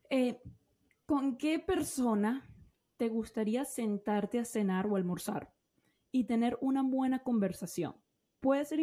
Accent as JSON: {"language": "Spanish", "town": "Medellín", "region": "Antioquia", "country": "Colombia", "tie": "born or raised there", "moved": "as an adult", "lives_now": "Australia", "said": "Yo soy de Medellín, de la ciudad de Medellín."}